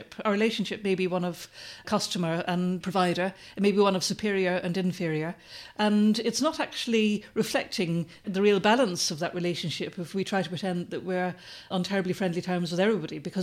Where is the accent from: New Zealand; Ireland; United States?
Ireland; moved away; when I was growing up in Ireland